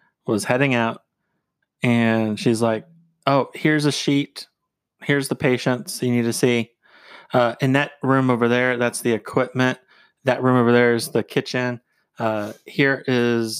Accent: Phoenix, Arizona, United States; moved away as an adult; I was born and raised in Phoenix

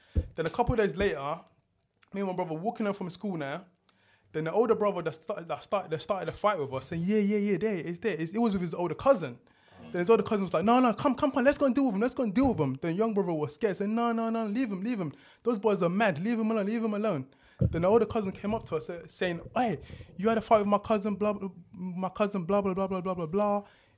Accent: London, United Kingdom; East London was cool. It was cool. At young age, it was cool.

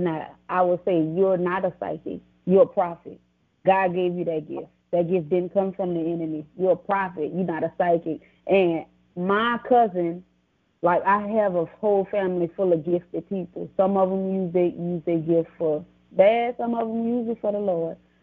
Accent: New Orleans, Louisiana, United States; also born or lived in Laurel, Mississippi; I'm from Laurel, Mississippi, raised in New Orleans, Louisiana

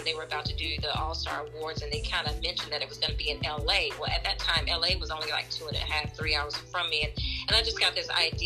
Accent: Montgomery, Alabama, United States; moved away as an adult; I am originally from Montgomery, Alabama

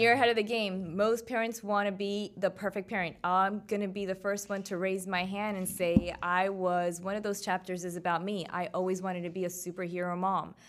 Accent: Miami, Florida, United States; my hometown, three oh five.

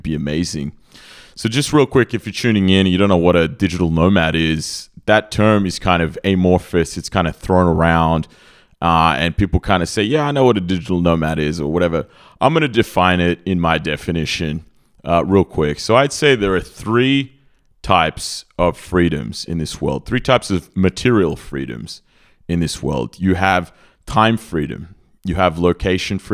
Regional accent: Australia; moved away as an adult; now in Serbia; I grew up in Australia. I spent a good 30 years of my life there

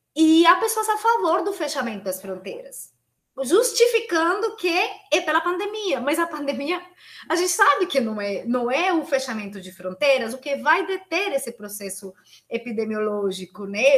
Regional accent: Colombia; Portuguese is a second language; moved away as an adult; now in São Paulo, Brazil; Eu, que sou colombiana, que estudo aqui na USP

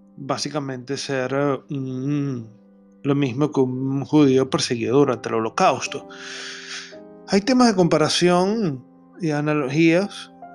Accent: Venezuela; lo que nosotros llamamos en criollo, en mi país Venezuela

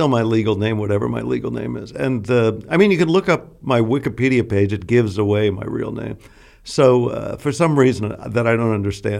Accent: Manhattan, New York, United States; I am from Manhattan. I'm okay. From Inwood. I'm the very northern neighborhood in Manhattan. I mean, I lived actually till I was 4 in the far west village on Horatio Street.

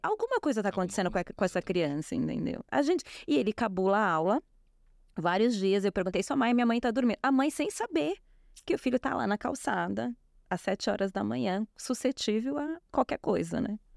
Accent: Brazil

